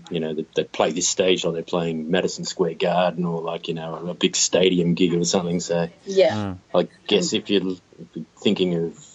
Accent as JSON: {"language": "English", "town": "Perth", "region": "Western Australia", "country": "Australia", "moved": "yes", "lives_now": "Sydney, Australia", "said": "I'm originally from Perth"}